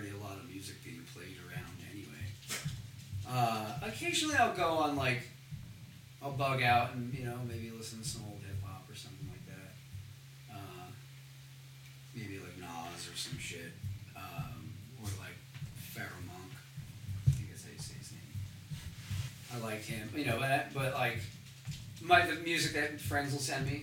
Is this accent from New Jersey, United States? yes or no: yes; New Jersey, United States; I'm from Jersey